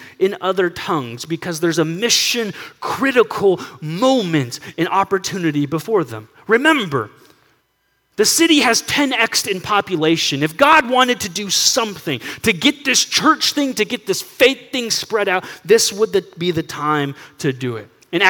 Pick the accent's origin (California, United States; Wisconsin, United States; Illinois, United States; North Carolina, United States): California, United States; San Diego; I grew up in San Diego, and so being right there on the border of Mexico